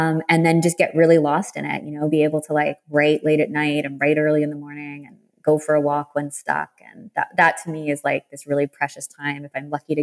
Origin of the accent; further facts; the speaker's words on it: Canada; being the Canadian writer I am